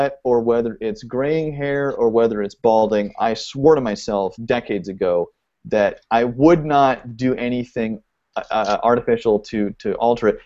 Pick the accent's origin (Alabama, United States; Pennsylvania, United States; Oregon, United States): Oregon, United States; now in Los Angeles, United States; I live in L.A., and I grew up in Oregon